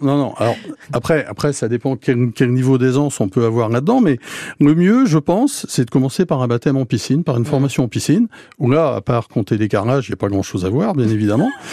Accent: Guingamp, Brittany, France; now in Cherbourg, France; je suis breton, je suis guingampais

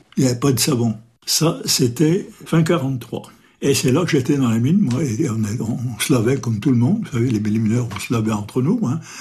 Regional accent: France; Je suis né à la Télodière le 23 avril 1923.

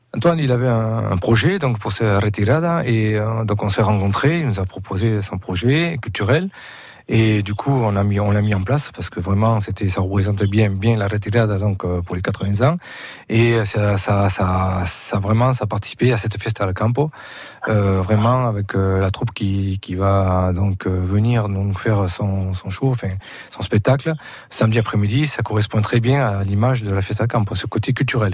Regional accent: province of Almería, Andalusia, Spain; now in Hérault, France; Je suis d'Andalousie, la provincia d'Almeria

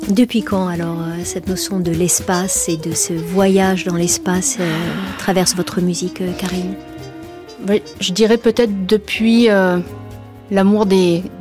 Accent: Toulon, Provence-Alpes-Côte d'Azur, France; born there; Je suis née à Toulon

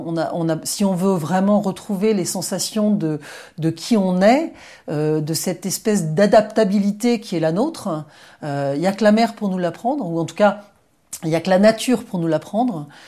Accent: Brittany, France; moved away; also born or lived in United States; Je rentrais des États-Unis où j'avais vécu pendant, pendant un peu moins de 12 ans. Et hum, c'est vrai qu'en rentrant en Bretagne

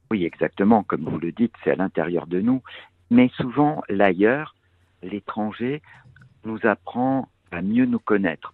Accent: Bastia, Corsica, France; moved away; je suis né en Corse

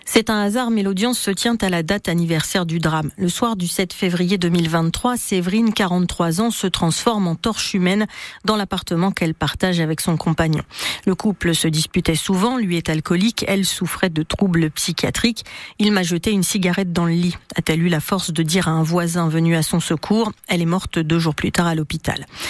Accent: France; also born or lived in Rouen; Nous sommes français, citoyens français de confession juive

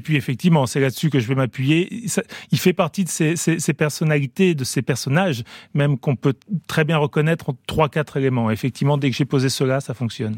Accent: France; j'ai grandi quand même en France

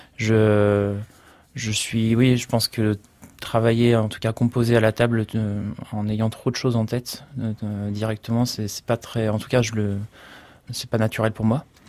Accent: Niigata, Japan; moved away; also born or lived in Paris, France; ma ville natale, à Niigatashi

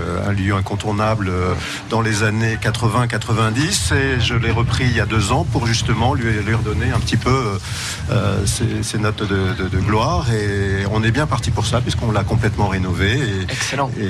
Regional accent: Brittany, France; moved away; Moi, ah je suis breton

